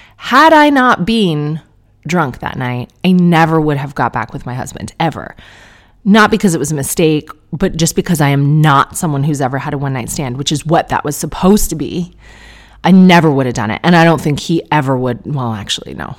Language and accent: English; Canada; as a Canadian